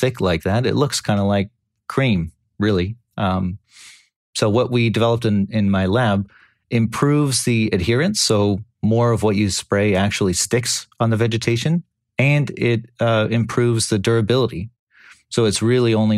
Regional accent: California, United States; I grew up in California. I'm Californian for almost my entire life

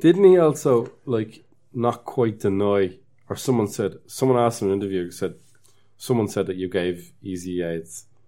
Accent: Dublin, Leinster, Ireland; I'm a guy from Dublin

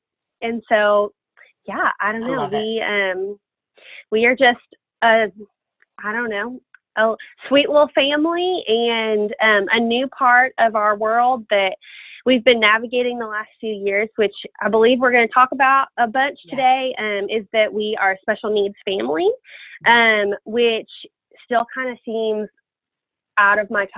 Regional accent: France; born there; all of my family is from England, and I was born in France.

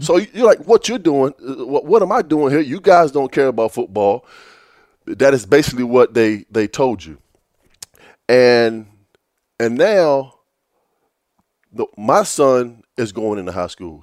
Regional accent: Virginia Beach, Virginia, United States; growing up in Virginia Beach

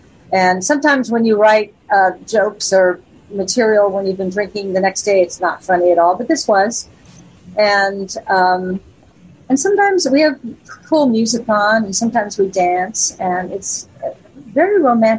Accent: Las Vegas, Nevada, United States; And when I was growing up in Vegas, and I mean from Three's Company on, I was headlining there.

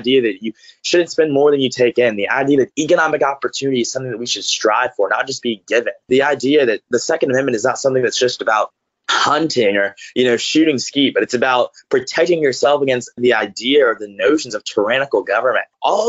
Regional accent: Grovetown, Georgia, United States; It's kind of a wild story. I grew up in the Deep South, raised by grandparents who were as progressive as you can come.

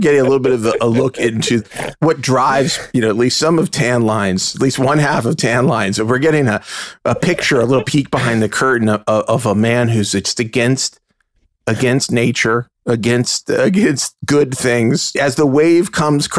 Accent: Pittsburgh, Pennsylvania, United States; Eric and I are brothers. We grew up together in Pittsburgh, Pennsylvania

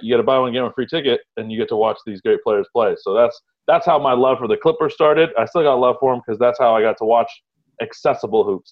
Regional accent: San Gabriel Valley, California, United States; born or raised there; also born or lived in Egypt / Houston, Texas

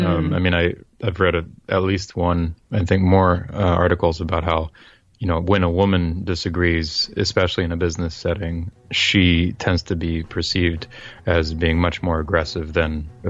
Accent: France; I grew up in France speaking French, and I went to all all my schooling in France was in public schools.

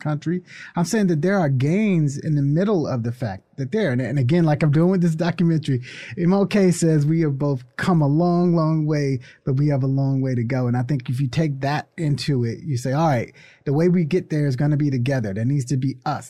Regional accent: United States; I love being American.

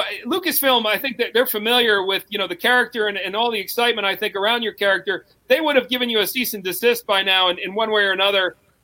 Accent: New York, United States; I'm Italian-American. I'm from New York.

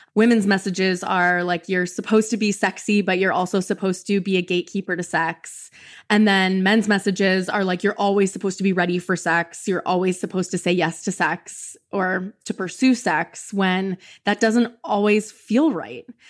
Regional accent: Canada; moved away as an adult; now in Kentucky, United States; I'm from Canada

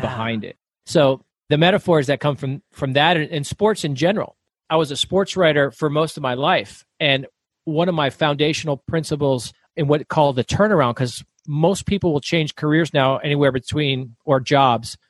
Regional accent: Florida, United States; moved away as an adult; now in Arizona, United States; So I grew up in the South, I grew up in Florida.

